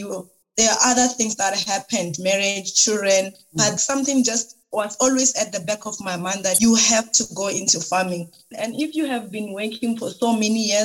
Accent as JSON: {"language": "English", "region": "Limpopo", "country": "South Africa", "tie": "born or raised there", "said": "I am originally from Limpopo province. I grew up there."}